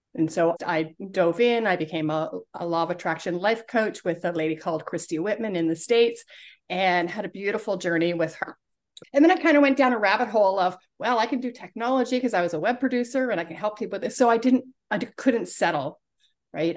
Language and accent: English; Toronto, Ontario, Canada; I grew up in Toronto, in Canada